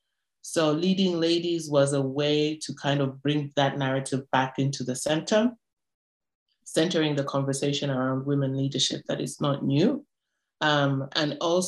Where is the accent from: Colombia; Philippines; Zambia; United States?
Zambia; North-Western Province; I'm from the Northwestern part of Zambia